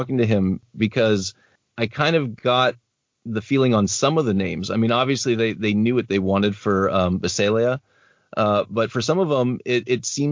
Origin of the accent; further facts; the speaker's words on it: United States; I am obviously American